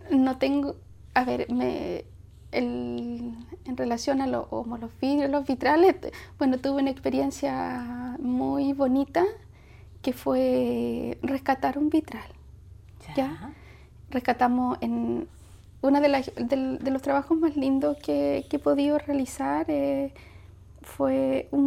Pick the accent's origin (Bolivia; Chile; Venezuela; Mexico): Chile; Valparaíso; born there; En Valparaíso.